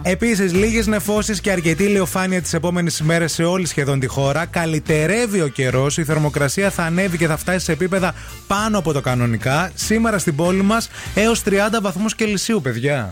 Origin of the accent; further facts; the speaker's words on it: Michaniona, Central Macedonia, Greece; Έφυγα από Μηχανιώνα